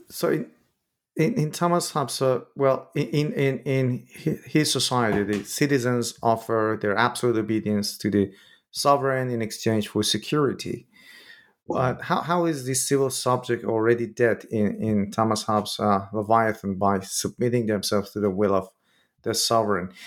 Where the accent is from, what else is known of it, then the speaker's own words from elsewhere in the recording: Iran; moved away; I'm originally from Iran myself